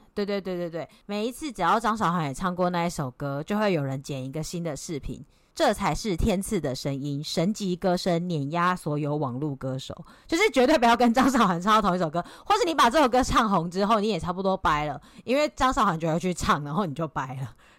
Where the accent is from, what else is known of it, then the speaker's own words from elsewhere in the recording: Taiwan; now in Australia; 我是台湾人，不是中国人